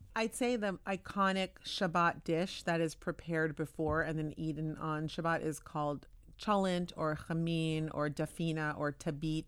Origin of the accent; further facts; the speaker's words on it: Palo Alto, California, United States; moved away as an adult; now in Tel Aviv, Israel; I grew up Orthodox Jewish, but I grew up in Palo Alto.